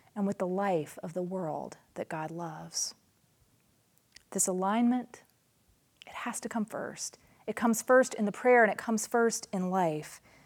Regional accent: Nashville, Tennessee, United States; moved away as an adult; also born or lived in New Mexico; I moved from my hometown of Nashville to rural New Mexico

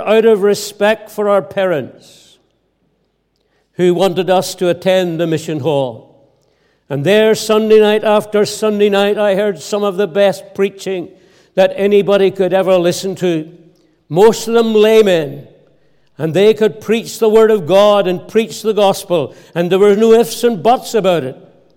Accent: Ballymena, Northern Ireland, United Kingdom; also born or lived in Scotland; I was reared here in Ireland. We lived with my grandparents out in the heart of the country, outside Ballymena

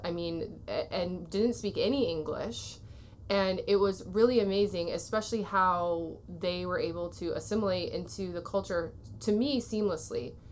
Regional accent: Waterloo, Iowa, United States; moved away as an adult; also born or lived in California; I grew up in Waterloo, Iowa

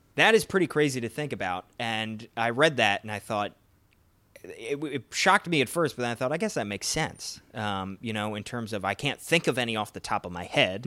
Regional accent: Philadelphia, Pennsylvania, United States; my hometown team, the Philadelphia Phillies

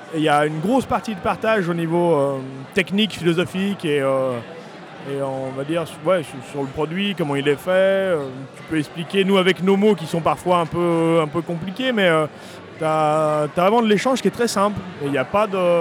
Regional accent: Beaujolais, Auvergne-Rhône-Alpes, France; vigneron dans le Beaujolais depuis une famille qui est là depuis cinq générations au même endroit.

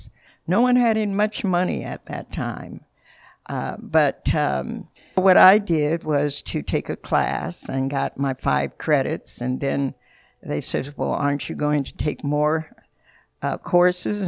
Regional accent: Seattle, Washington, United States; moved away as an adult; now in Renton, United States; I was born and raised here in Seattle, Washington

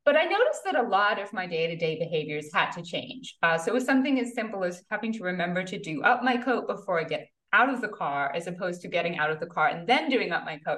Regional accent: United Kingdom; moved away as an adult; also born or lived in New York City, United States; now in Green Bay, United States; I moved from a mid-sized town in the UK and then went to graduate school in New York City

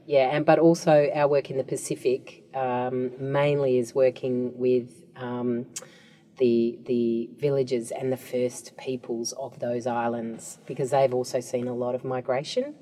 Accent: Australia; as an Australian

